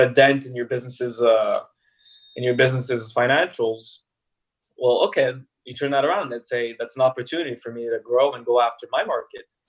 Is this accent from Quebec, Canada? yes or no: yes; Montreal, Quebec, Canada; also born or lived in Paris, France; I came from France, Paris, where just French spoken, right? And I came into Montreal